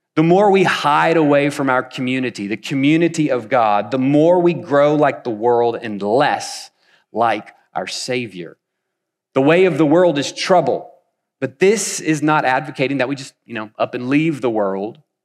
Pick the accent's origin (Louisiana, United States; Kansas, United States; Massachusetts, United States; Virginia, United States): Kansas, United States; Wichita; moved away as an adult; also born or lived in North Carolina; now in Wichita, United States; I'm originally from Wichita. We've been gone about ten years